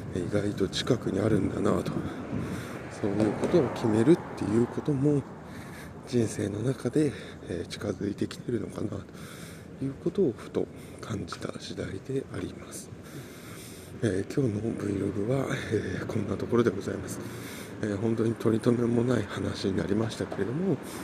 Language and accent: Japanese; Yokohama, Kanagawa, Japan; ずっと東京というか横浜で育ちました